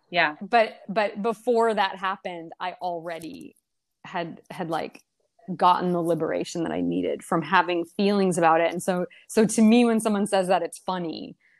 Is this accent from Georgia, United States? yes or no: no; Maine, United States; also born or lived in Brazil; they just kind of drove back to the US and bought a, blueberry farm in Maine